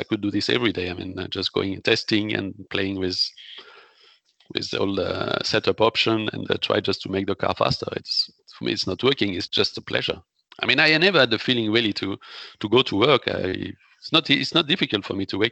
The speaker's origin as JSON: {"language": "English", "area": "the Alps, near Grenoble", "region": "Auvergne-Rhône-Alpes", "country": "France", "tie": "born or raised there", "second_language": "English", "said": "I come from Alps"}